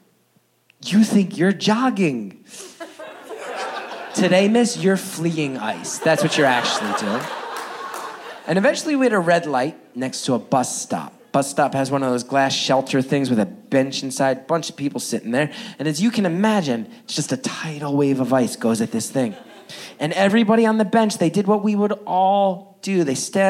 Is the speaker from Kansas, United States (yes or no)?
no; West Orange, New Jersey, United States; Now, I grew up in northern New Jersey. More specifically, I grew up in a town called West Orange.